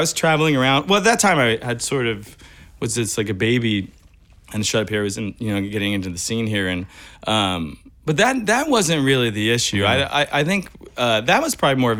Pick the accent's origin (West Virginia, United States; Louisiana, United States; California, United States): California, United States; Bakersfield; moved away; I'm from Bakersfield, California